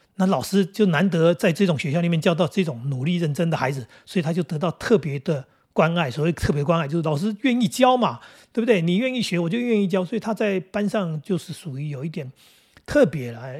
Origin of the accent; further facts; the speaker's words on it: Taoyuan, Taiwan; 我们桃园这边到高雄还真有一段距离